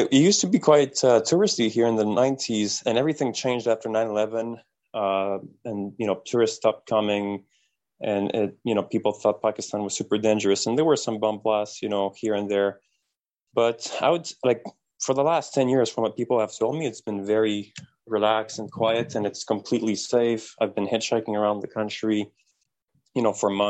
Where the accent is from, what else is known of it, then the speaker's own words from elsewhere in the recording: Canada; as a Canadian